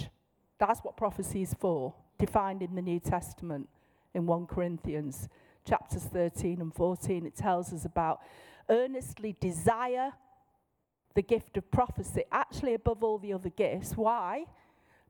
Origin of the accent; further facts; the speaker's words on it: Manchester, North West England, United Kingdom; in my normal voice, in my accent. I'm from Manchester.